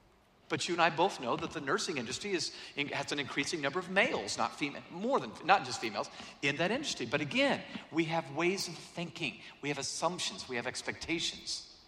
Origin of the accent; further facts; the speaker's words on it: Atlanta, Georgia, United States; also born or lived in San Diego, United States; I'm from Atlanta. I don't know what this white stuff is. I've read about it. I've seen postcards. Really, seriously, most of my life I've lived in San Diego, California, 72 degrees all year round, and now Atlanta.